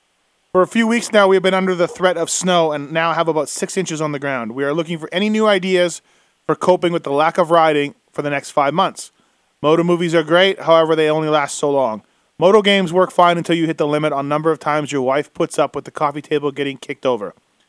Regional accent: Canada; growing up in Canada

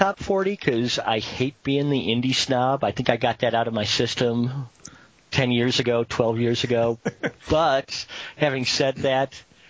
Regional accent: Missouri, United States; I'm from Missouri.

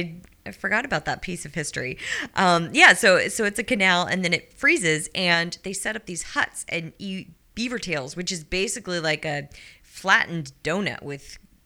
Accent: Missouri, United States; I grew up out

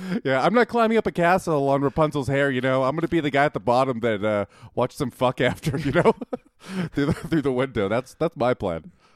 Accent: Winnipeg, Manitoba, Canada; moved away; I'm from Winnipeg

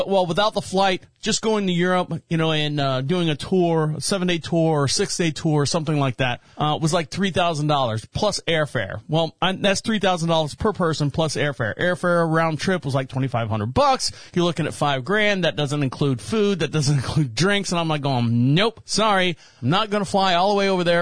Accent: Orlando, Florida, United States; now in Marshville, United States; I was born and raised in Orlando, Florida.

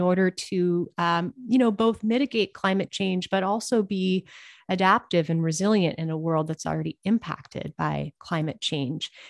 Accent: Montana, United States; I am originally from Montana

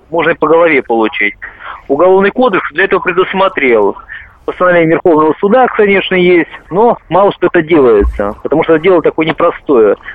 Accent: Moscow, Russia; Э, я не из Ставрополя, я из Москвы.

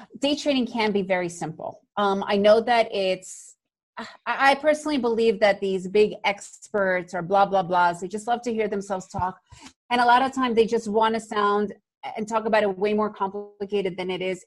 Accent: New York, United States; I grew up in New York

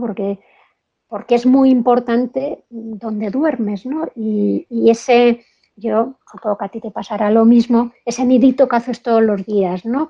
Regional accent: Spain; cuando me oían el acento, ¿de dónde eres? Pues española

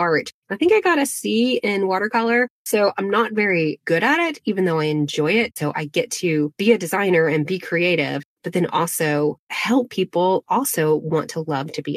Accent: Asheville, North Carolina, United States; also born or lived in Arden, North Carolina; I was born in Asheville, North Carolina. My dad taught at a boys' boarding school called Christ School in Arden, North Carolina. We lived on campus

